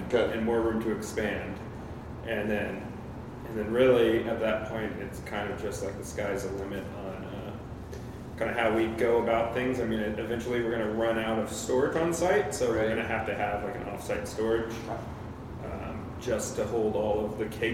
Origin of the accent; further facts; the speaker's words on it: Texas, United States; also born or lived in Santa Cruz, California / Oregon; now in Portland, United States; I was born in Texas, and I have family